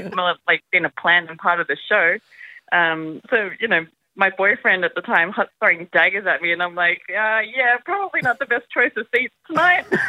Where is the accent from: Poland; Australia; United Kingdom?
Australia; I'm an Aussie born Korean